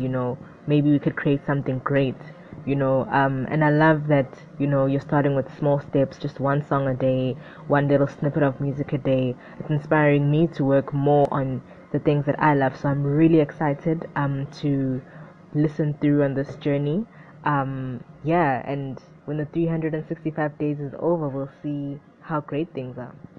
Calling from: Durban, KwaZulu-Natal, South Africa; I'm calling in from Durban, South Africa

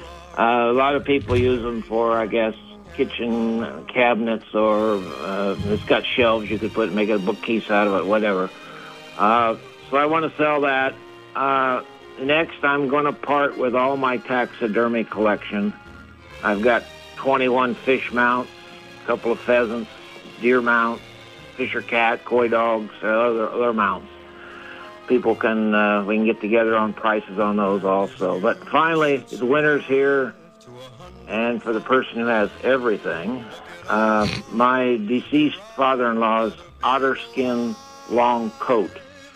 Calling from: Colchester, Vermont, United States; This is … from Colchester.

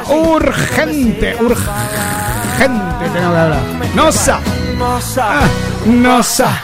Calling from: Barcelona, Catalonia, Spain; soy de Barcelona.

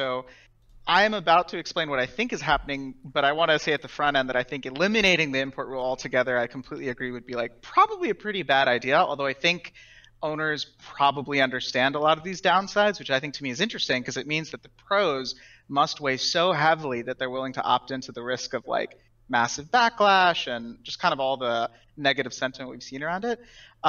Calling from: Atlanta, Georgia, United States; I am normally in LA, but I'm currently in Atlanta.

